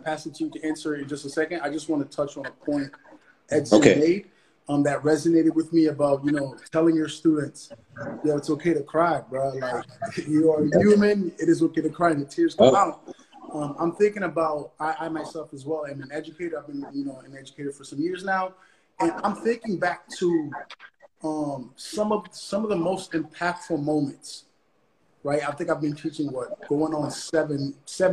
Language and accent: English; Haiti; now in United States; Growing up in Haiti